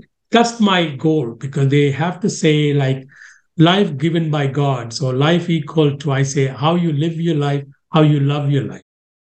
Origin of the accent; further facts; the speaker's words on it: Sri Lanka; now in Canada; I came from Sri Lanka to Canada in 1990.